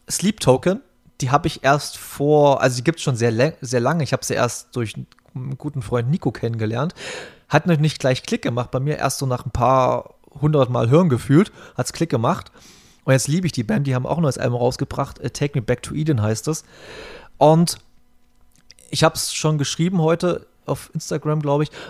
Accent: Berlin, Germany; und ich bin hier bei uns in der Gegend groß geworden

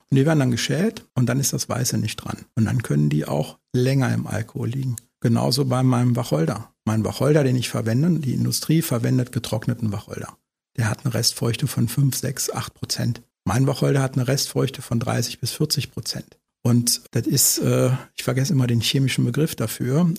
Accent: Osterode am Harz, Lower Saxony, Germany; also born or lived in Berlin / Brandenburg; now in Eifel, Germany; Osterode, wo ich herkomme, ist jetzt mal eine Kreisstadt gewesen, aber ist noch sehr, sehr ländlich

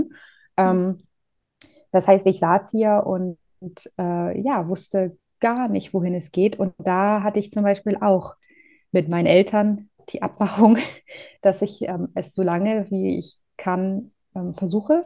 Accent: Northern Germany, Germany; moved away as an adult; also born or lived in Groningen, Netherlands; ich komme aus Norddeutschland.

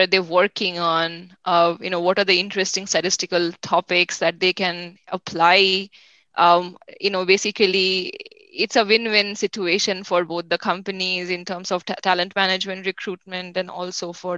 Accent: India; now in United States; I'm from India myself

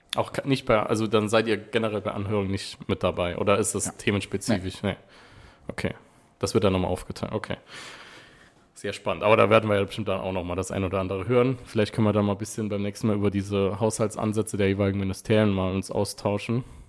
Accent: Wiebelskirchen, Saarland, Germany; aus Wiebelskirchen, natürlich, aus meinem Heimatort

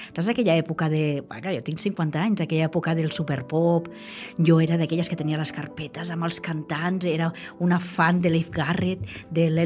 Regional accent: Vilanova i la Geltrú, Catalonia, Spain; now in El Vendrell, Spain; eh, sóc de, del Vendrell, bueno, de Vilanova, però adoptada de, del Vendrell.

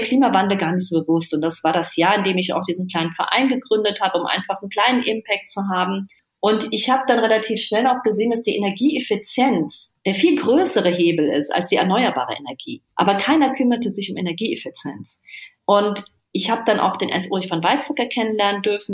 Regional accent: Germany; bei uns in Deutschland

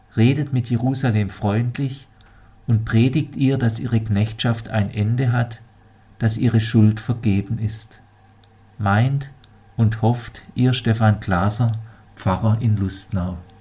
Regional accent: Germany; bei uns in Deutschland

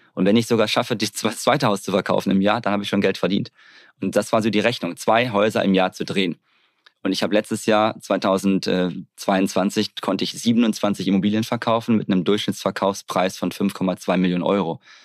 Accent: Hamm, North Rhine-Westphalia, Germany; also born or lived in Bavaria; now in Mallorca, Spain; Geboren in Hamm bei Dortmund. Da bin ich dann aufgewachsen.

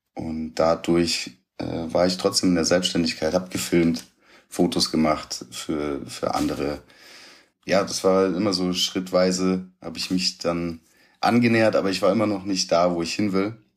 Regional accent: Hunsrück, Rhineland-Palatinate, Germany; Meine Mutter war arbeiten, alleinerziehend. Mein Vater hat hier in Stuttgart gelebt. Ich im Hunsrück mit meiner Mutter und meinen Geschwistern

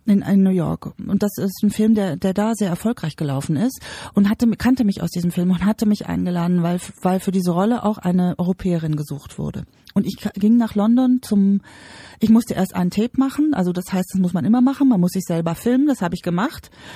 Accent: Bavaria, Germany; Ich komme aus Bayern, ich bin in Bayern geboren.

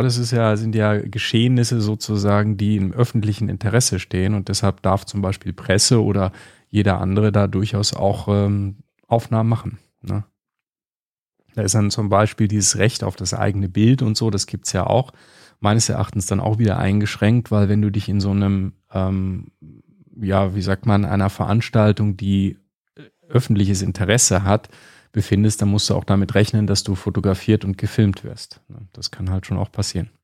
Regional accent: Germany; bei uns in Deutschland

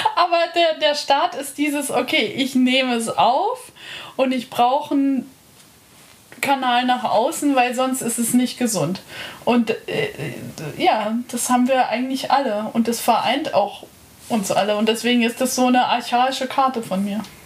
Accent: Lake Starnberg, Bavaria, Germany; now in Berlin, Germany; Starnberger See in Bayern

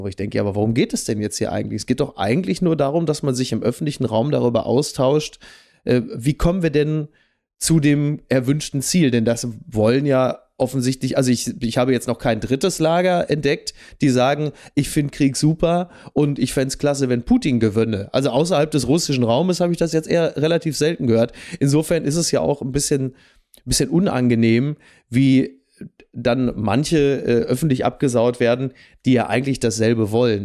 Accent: Ruhr area, North Rhine-Westphalia, Germany; bei uns im Ruhrgebiet

